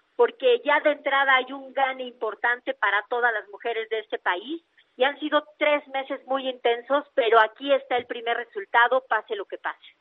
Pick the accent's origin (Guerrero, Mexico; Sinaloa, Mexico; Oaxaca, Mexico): Oaxaca, Mexico; lo mío es Oaxaca